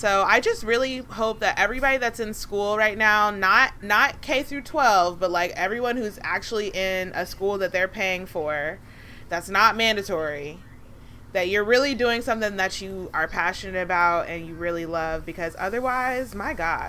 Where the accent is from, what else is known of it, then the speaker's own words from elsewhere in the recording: United Kingdom; And also, I'm British, so, you know, I've completely become transnational, and I'm now from another country.